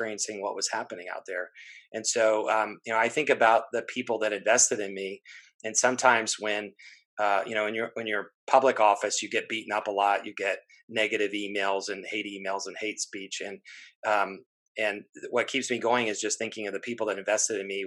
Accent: Florida, United States; I grew up in Florida. I'm fifth generation Floridian

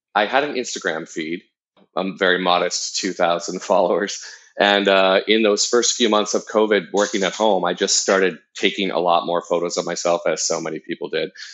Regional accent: Southern Orange County, California, United States; being a gay kid growing up in Southern Orange County

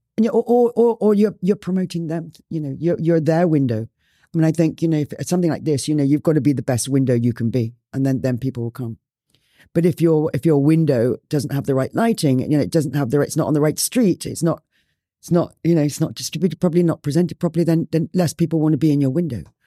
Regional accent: Ireland; also born or lived in Spain; now in Bali, Indonesia; I grew up in Ireland.

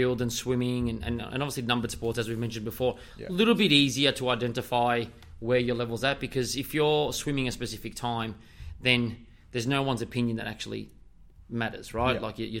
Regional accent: South Melbourne, Victoria, Australia; I'm from South Melbourne as well.

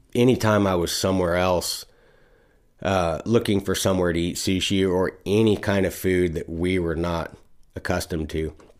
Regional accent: Texas, United States; moved away; I was from Texas

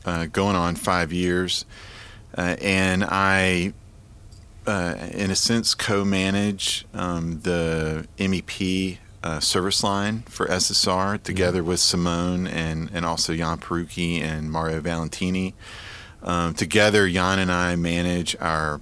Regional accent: Marietta, Georgia, United States; moved away as an adult; also born or lived in Atlanta, Georgia; now in Nashville, United States; I was born in Atlanta, Georgia, grew up in Marietta, Georgia, and really lived there my entire life

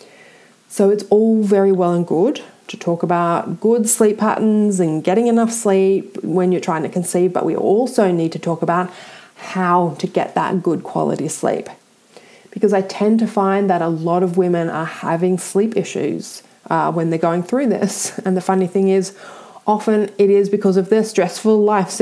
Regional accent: Australia; I'm Australian

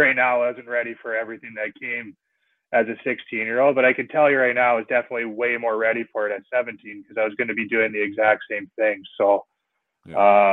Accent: Salmon Arm, British Columbia, Canada; also born or lived in Vernon, British Columbia / Kamloops, British Columbia; so I'm guessing that's why my hometown is listed as Vernon. But I spent all my hockey playing in Salmon Arm here growing up

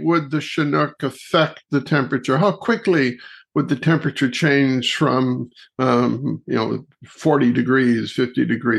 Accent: Kitchener, Ontario, Canada; I grew up in Kitchener-Waterloo, Ontario

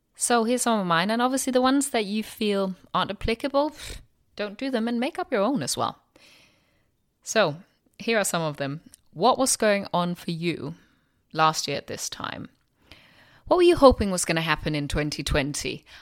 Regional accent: Denmark; now in London, United Kingdom; I'm from Denmark

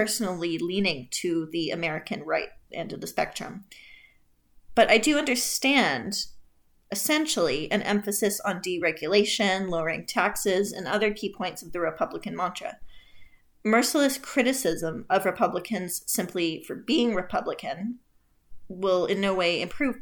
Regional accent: Canada; I'm Canadian

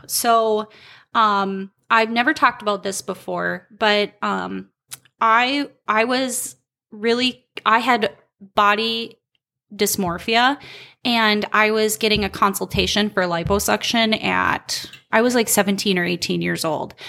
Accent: Albany, Minnesota, United States; moved away; also born or lived in Colorado; I grew up in Albany, Minnesota

